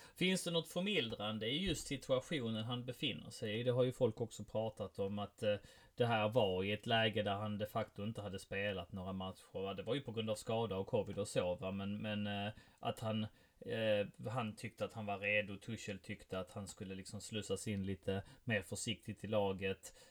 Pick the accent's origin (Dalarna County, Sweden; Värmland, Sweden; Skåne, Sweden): Skåne, Sweden; Helsingborg; jag är från Helsingborg